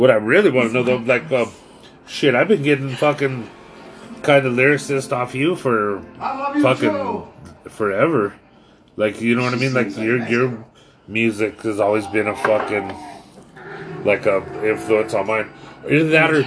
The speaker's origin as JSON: {"language": "English", "town": "Pueblo", "region": "Colorado", "country": "United States", "said": "I'm from Bessemer"}